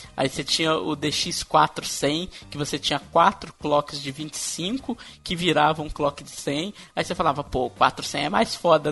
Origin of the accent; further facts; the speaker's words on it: Minas Gerais, Brazil; eu, como sou de Minas